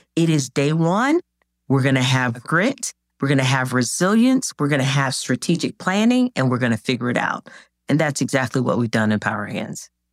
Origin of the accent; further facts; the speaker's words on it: Jacksonville, Florida, United States; when I was growing up in Jacksonville, Florida